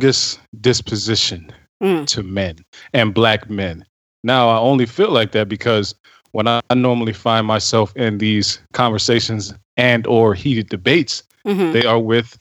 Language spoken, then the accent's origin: English; Ohio, United States; I'm from Ohio.